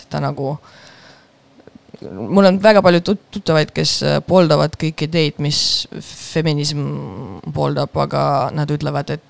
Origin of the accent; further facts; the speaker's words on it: Estonia; first language Russian; Estonian is a second language; ma olen venekeelne, aga ma olen pärit Eestist, ehk siis ma ei saa öelda, et ma olen nagu venelane, ma ei saa öelda, et ma olen eestlane, sest mul on mingi segane kultuuritaust